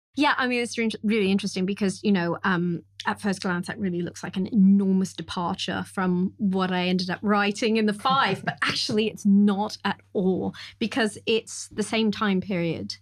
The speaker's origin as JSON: {"language": "English", "region": "California", "country": "United States", "tie": "born or raised there", "said": "I grew up in California"}